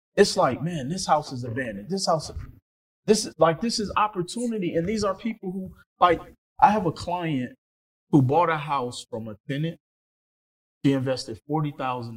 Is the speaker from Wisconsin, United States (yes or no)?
yes; Milwaukee, Wisconsin, United States; I'm from Milwaukee, Wisconsin